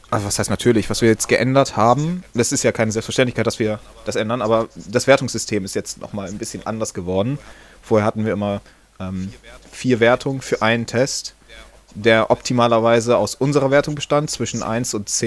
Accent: Northern Germany, Germany; können wir mal ein bisschen ähm, über die neue Website schnacken, wie man bei uns in Norddeutschland sagt.

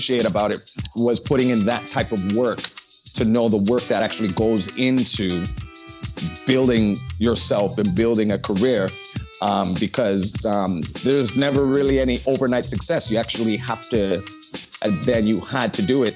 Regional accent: Toronto, Ontario, Canada; I grew up in Scarborough

